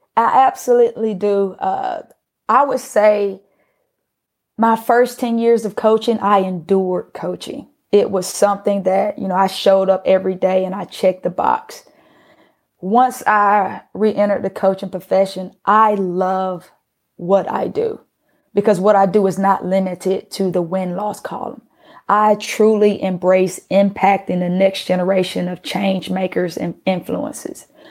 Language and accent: English; Atlanta, Georgia, United States; also born or lived in Pittsburgh; being that I was from Atlanta